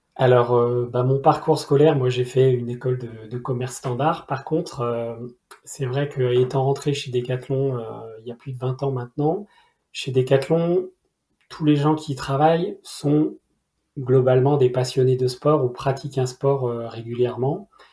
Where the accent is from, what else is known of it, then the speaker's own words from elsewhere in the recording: region of the SaintéLyon race, Auvergne-Rhône-Alpes, France; moved away; qui est dans ma région d'origine